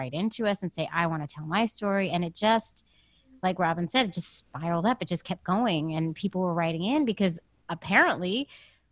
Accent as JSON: {"language": "English", "town": "San Francisco", "region": "California", "country": "United States", "moved": "yes", "lives_now": "New York, United States", "said": "I'm from San Francisco. I live in New York with my wife and two kids"}